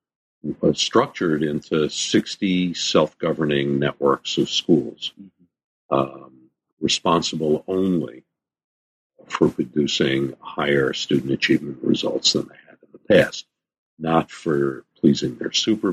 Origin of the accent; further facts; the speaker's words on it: New York City, New York, United States; Yeah. Born and bred in the Bronx. I still live there. Been in the Bronx for 65 years.